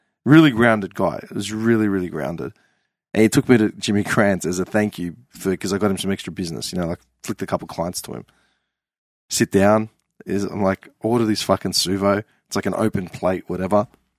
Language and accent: English; Clayton, Victoria, Australia; Clayton. I'm from Clayton. Yeah. Dead set.